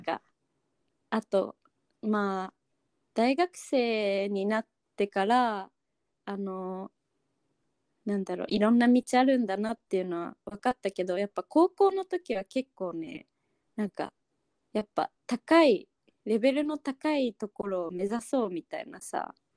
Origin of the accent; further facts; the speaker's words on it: Okinawa, Japan; 私出身は沖縄なんだけど